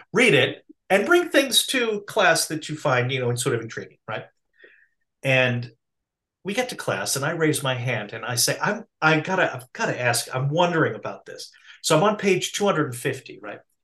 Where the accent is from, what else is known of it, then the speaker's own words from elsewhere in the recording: Massachusetts, United States; I'm from Massachusetts, okay? I grew up in a context where public education was mandated